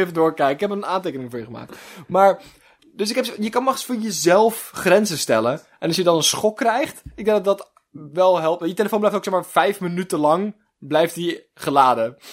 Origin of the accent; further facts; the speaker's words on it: Netherlands; wij als Nederlanders echt super uniek volk zijn